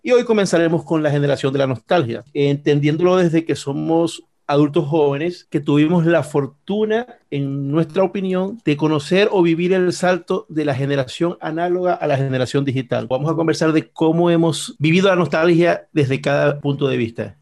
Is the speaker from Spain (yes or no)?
no; Venezuela; somos venezolanos